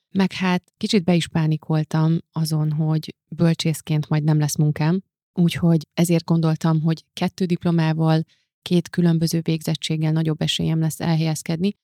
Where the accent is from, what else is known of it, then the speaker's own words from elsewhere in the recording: Hungary; moved away as an adult; also born or lived in Budapest; ugye ez Szent Miklóson volt, ahonnan én származom, és ahol a szüleimmel éltem egészen az egyetemi.